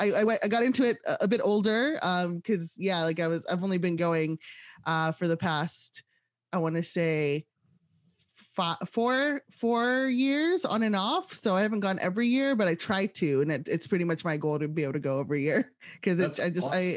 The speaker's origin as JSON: {"language": "English", "region": "West Coast", "country": "United States", "tie": "born or raised there", "said": "And I'm a West Coast kid. So I grew up on the West Coast"}